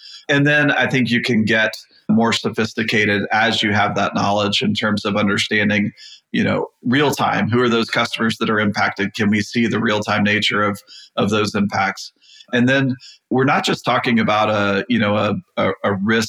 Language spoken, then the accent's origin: English; Texas, United States; I'm from Texas